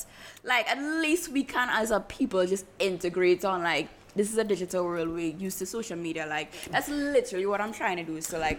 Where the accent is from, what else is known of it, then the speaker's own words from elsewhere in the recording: Trinidad & Tobago; and I'm Trinidadian